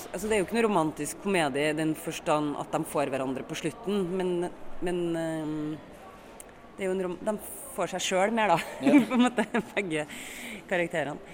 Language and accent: Norwegian; Trondheim, Trøndelag, Norway; Jeg er fra Trondheim.